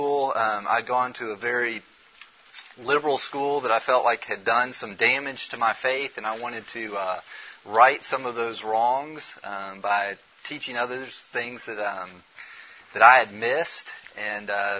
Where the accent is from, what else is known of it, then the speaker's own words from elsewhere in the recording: Memphis, Tennessee, United States; I'm from Memphis, Tennessee